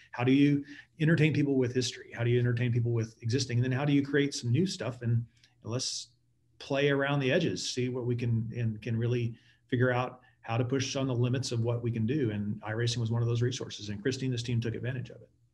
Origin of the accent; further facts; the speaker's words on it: Texas, United States; growing up in Texas